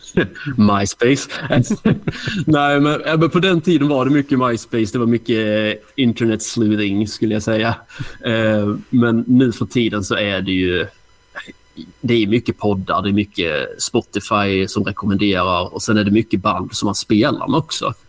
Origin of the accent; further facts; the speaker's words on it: Hässleholm, Skåne, Sweden; jag är från Hässleholm, så det kanske man hör på dialekten.